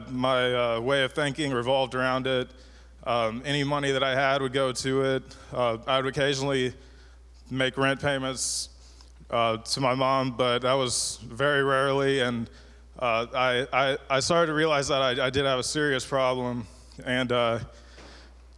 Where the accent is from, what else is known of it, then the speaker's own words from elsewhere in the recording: Cape Girardeau, Missouri, United States; I'm from Cape Girardeau, Missouri